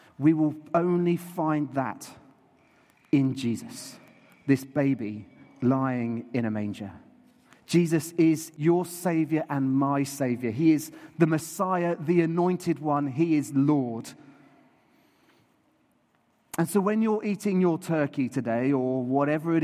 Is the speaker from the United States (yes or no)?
no; New Forest, South East England, United Kingdom; I grew up in the New Forest, and so I used to see horses and donkeys and cows.